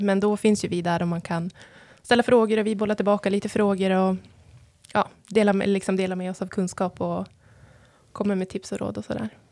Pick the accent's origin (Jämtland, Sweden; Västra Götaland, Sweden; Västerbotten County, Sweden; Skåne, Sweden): Jämtland, Sweden; Sikå; Jag kommer från Siko, så jag vill nästan säga att det är eh, en vacker, eh, den vackraste byn.